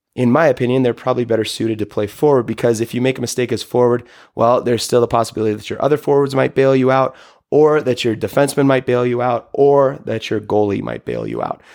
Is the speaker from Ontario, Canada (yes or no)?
yes; Toronto, Ontario, Canada; as a kid growing up in Toronto